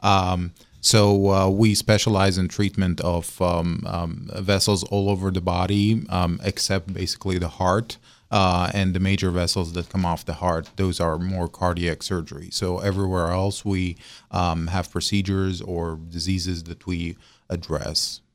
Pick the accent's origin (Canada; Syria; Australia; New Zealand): Syria; moved away as an adult; also born or lived in Russia / Baltimore / Mobile / Morgantown; now in West Virginia, United States; I'm a foreign medical graduate, so I'm originally from Syria